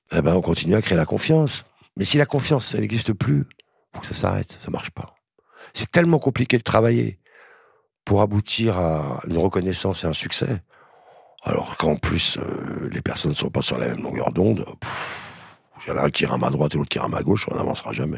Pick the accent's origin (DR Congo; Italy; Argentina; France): France; en tant que Français